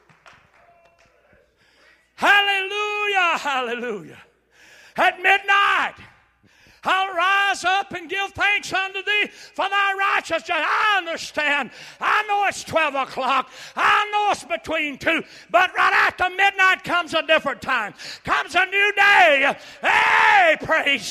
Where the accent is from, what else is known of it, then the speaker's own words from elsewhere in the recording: United States; I'm a true-blooded, dyed-in-the-wool, red-blooded American all the way.